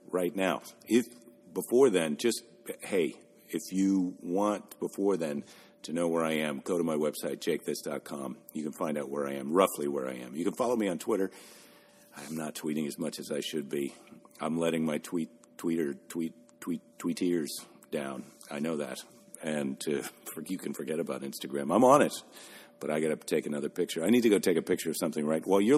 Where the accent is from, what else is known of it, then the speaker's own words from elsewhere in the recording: Iowa, United States; I was born in Iowa.